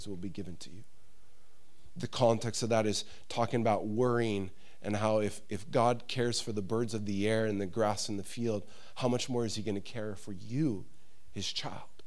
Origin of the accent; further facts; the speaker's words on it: United States; I'm an American